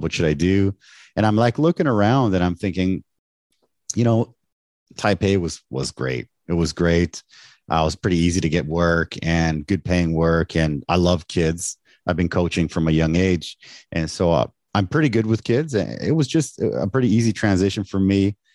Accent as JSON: {"language": "English", "country": "Canada", "tie": "born or raised there", "moved": "as an adult", "lives_now": "Taiwan", "said": "I was born in Canada. My parents are from Mexico."}